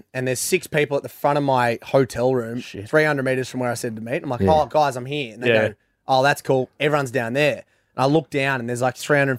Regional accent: Central West, New South Wales, Australia; I'm not from the Central Coast. I'm from the Central West.

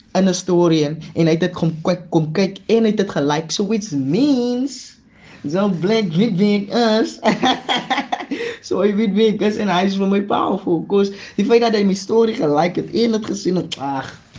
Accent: Paarl, Western Cape, South Africa; Ek is van die Parel.

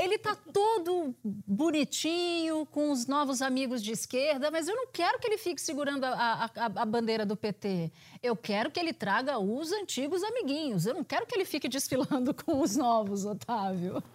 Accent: Pernambuco, Brazil; eu cresci em Pernambuco.

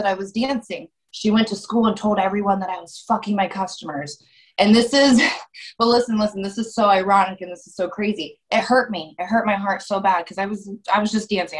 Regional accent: Columbus, Ohio, United States; I grew up in Columbus, Ohio

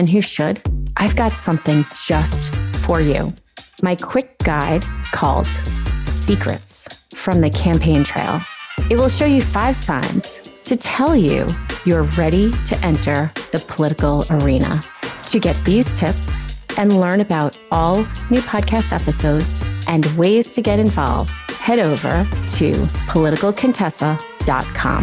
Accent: Garden City, New York, United States; I grew up in Garden City on Long Island and went to all the public schools

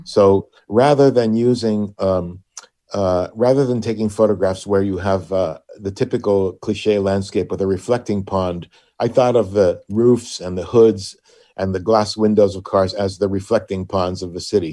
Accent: Puerto Rico; now in Hartford, United States; born and raised in Puerto Rico

